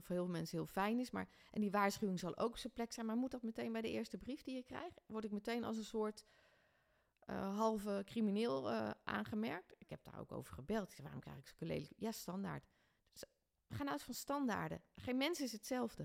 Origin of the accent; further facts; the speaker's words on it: Ede, Gelderland, Netherlands; also born or lived in Doesburg; now in Ede, Netherlands; ik ben in Ede opgegroeid